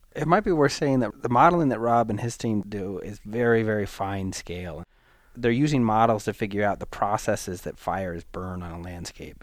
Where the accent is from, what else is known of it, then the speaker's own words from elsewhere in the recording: the Northwest, Pacific Northwest, United States; now in Los Alamos, United States; I'm from the Northwest. I'm familiar with the look and feel of clear cuts